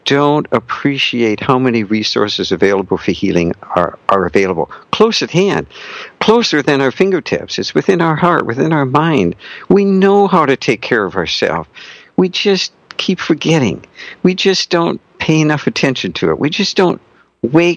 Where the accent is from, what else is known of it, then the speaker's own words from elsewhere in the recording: North Dakota, United States; I was raised in North Dakota